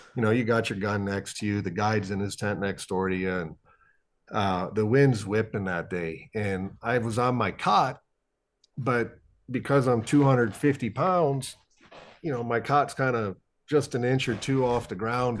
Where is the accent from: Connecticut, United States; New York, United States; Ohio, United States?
Ohio, United States; also born or lived in Iowa; growing up in Ohio